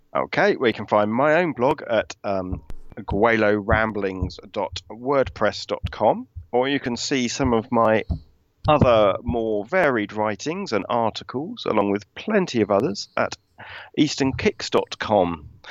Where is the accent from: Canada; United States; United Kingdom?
United Kingdom